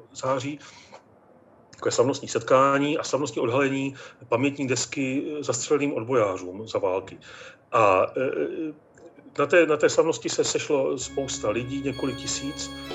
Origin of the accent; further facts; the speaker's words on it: Bohemian-Moravian Highlands, Vysočina Region, Czechia; já pocházím z té krajiny, z Českomoravské Vysočiny, přesně z té části Vysočiny, kde Josef Toufar za války po válce působil.